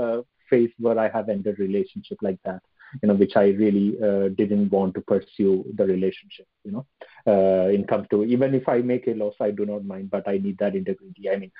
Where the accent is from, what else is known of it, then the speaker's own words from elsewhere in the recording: India; now in London, United Kingdom; I'm based in London. Right. But apparently I'm an Indian.